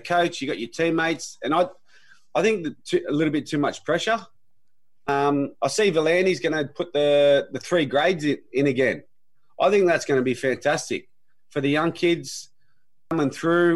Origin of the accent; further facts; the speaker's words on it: Sydney, New South Wales, Australia; I grew up in Mulpera, just in a west.